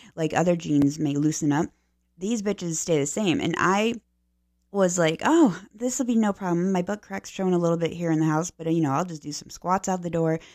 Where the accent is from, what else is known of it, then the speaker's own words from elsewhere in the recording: Pennsylvania, United States; now in Florida, United States; I'm from Pennsylvania originally